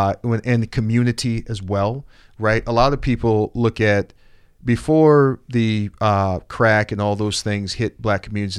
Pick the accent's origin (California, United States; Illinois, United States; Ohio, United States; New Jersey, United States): Illinois, United States; Roseland; But I grew up also in Roseland. I grew up working in what they call, I guess, a nuclear family.